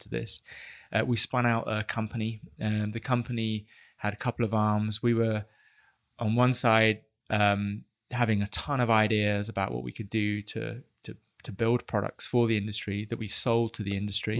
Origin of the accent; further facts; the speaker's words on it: United Kingdom; I am British